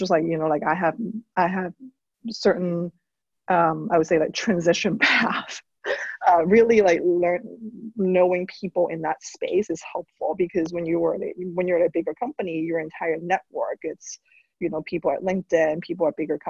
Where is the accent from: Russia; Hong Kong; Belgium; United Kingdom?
Hong Kong; now in United States; I'm an immigrant. I grew up in Hong Kong.